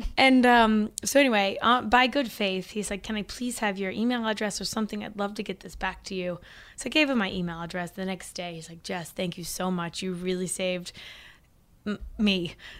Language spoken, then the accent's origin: English; Missouri, United States; moved away as an adult; also born or lived in Oklahoma / Springfield, Missouri / Hermann, Missouri; now in New York City, United States; I was born in Oklahoma, raised in Missouri, now living in New York City